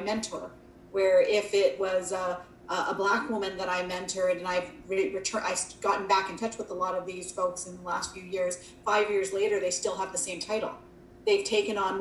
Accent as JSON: {"language": "English", "country": "Canada", "tie": "born or raised there", "said": "as a Canadian, you know, East Indian woman, when I'd get the census in Canada and it would ask me to identify, I'd be a little offended and say, but I'm Canadian. You know, I've been here all my life."}